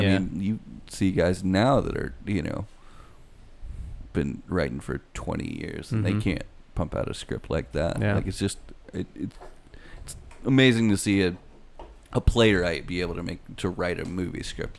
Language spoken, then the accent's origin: English; Canada; I'm Canadian.